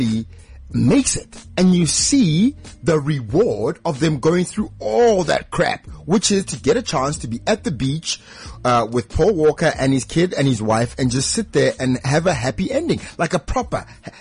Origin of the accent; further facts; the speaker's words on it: South Africa; we as South African writers and filmmakers